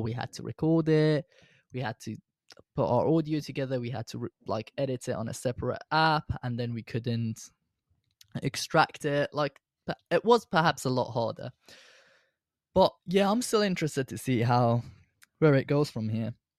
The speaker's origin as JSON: {"language": "English", "country": "Iran", "tie": "born or raised there", "moved": "yes", "lives_now": "United Kingdom", "said": "I was born in Iran, but I've now got Iranian citizenship, well, I've always did, and now I've got a British citizenship"}